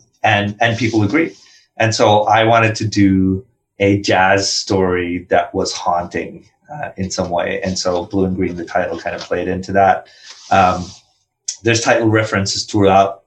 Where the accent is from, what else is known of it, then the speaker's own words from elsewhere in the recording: India; English is a second language; moved away as an adult; also born or lived in Philadelphia; as a kid growing up in India